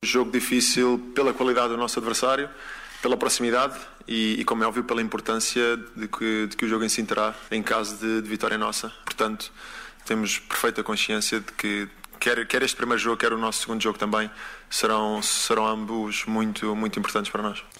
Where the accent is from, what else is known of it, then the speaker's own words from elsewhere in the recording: Portugal; eu, como português